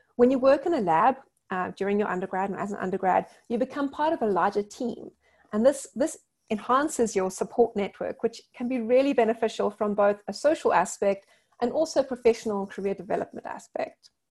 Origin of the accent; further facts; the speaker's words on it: South Africa; Growing up in South Africa